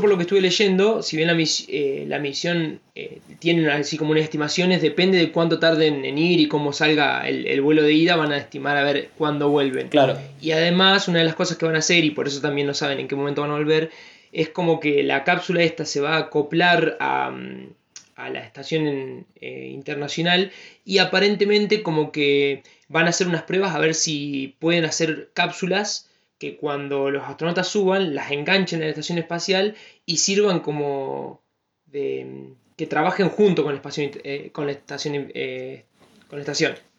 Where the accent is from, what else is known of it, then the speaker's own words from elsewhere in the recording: Argentina; como argentinos